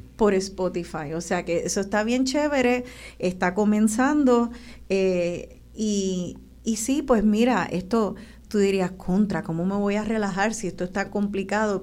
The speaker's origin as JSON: {"language": "Spanish", "country": "Puerto Rico", "said": "como boricua"}